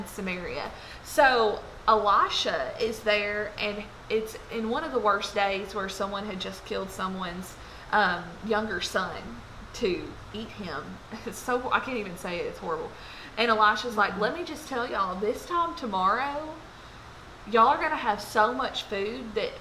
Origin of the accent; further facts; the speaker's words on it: Lebanon, Tennessee, United States; I'm from Lebanon, Tennessee